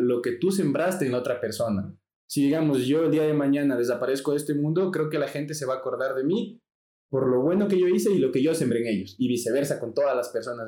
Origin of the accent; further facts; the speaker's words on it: Ecuador; yo soy latino. Vivo en Ecuador